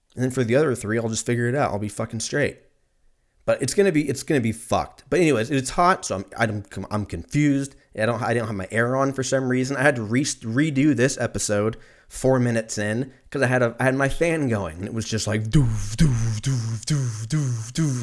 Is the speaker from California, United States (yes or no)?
yes; Lancaster, California, United States; I grew up in Lancaster